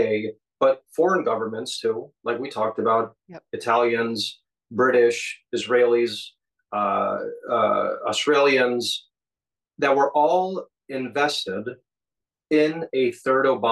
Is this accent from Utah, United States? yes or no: no; Chicago, Illinois, United States; my hometown of Chicago